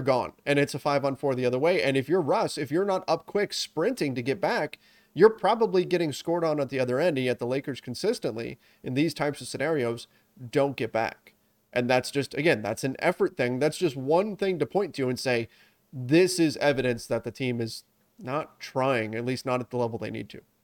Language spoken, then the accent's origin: English; Southern California, United States; I grew up in Southern California playing soccer